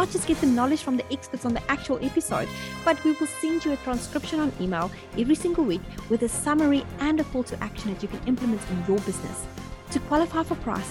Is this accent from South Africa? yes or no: yes; South Africa; also born or lived in United States; now in New Zealand; I lived in America and I'm originally from South Africa, living in New Zealand